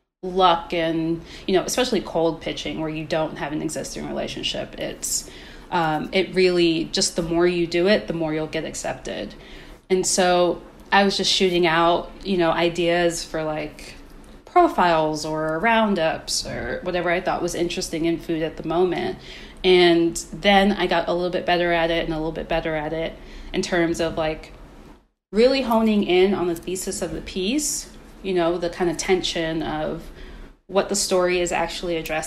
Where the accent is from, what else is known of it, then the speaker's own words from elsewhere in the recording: Maryland, United States; where I grew up in Maryland